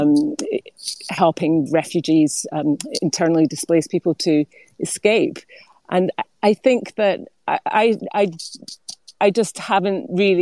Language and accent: English; United Kingdom; we were British